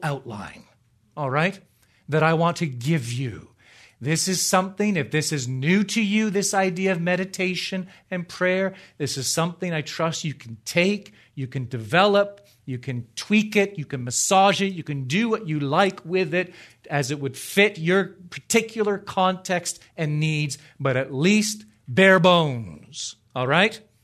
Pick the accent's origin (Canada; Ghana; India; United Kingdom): Canada; Ontario; moved away; I grew up in Ontario, the real Ontario, in Canada. Just north of Toronto.